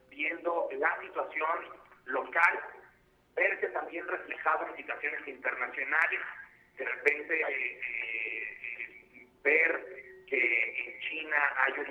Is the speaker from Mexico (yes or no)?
yes; Mexico